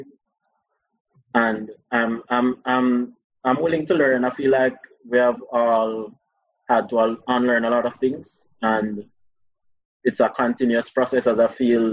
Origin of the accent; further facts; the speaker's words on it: Spanish Town, Saint Catherine, Jamaica; I'm from Spanish Town. I went to San Diego High School.